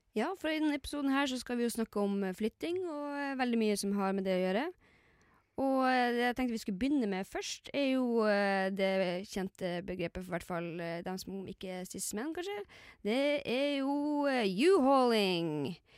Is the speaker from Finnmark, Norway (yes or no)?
yes; Lakselv, Finnmark, Norway; moved away; jeg kommer jo fra Laksevål i Finnmark.